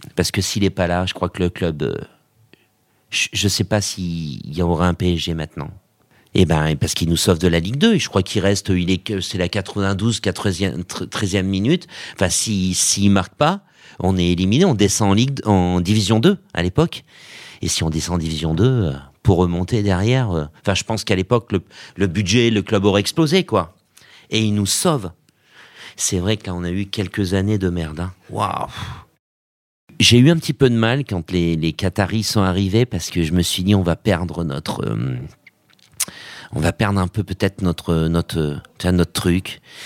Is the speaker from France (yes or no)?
yes; Auvergne-Rhône-Alpes, France; je suis d'Auvergne